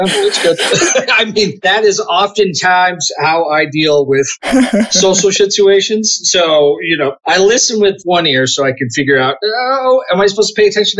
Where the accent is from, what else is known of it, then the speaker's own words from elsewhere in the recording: Arizona, United States; now in Utah, United States; I grew up in Arizona, is, for the non-Americans, is the state just south of Utah. The place I grew up with is a little kind of a liberal spot in the middle of a very conservative state.